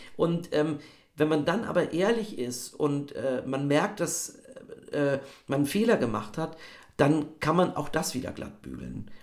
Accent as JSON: {"language": "German", "region": "Bavaria", "country": "Germany", "said": "Ich komme ja aus Bayern"}